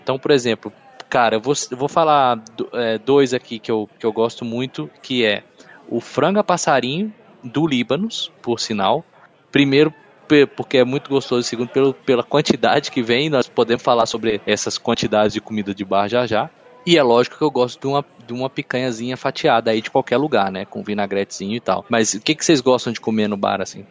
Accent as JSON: {"language": "Portuguese", "town": "Brasília", "region": "Federal District", "country": "Brazil", "moved": "yes", "lives_now": "Costa Rica", "said": "eu sou brasiliense"}